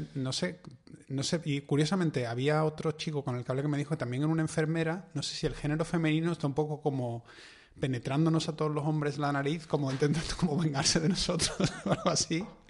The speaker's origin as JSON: {"language": "Spanish", "town": "Seville", "region": "Andalusia", "country": "Spain", "tie": "born or raised there", "said": "los dos nos criamos prácticamente en el mismo barrio"}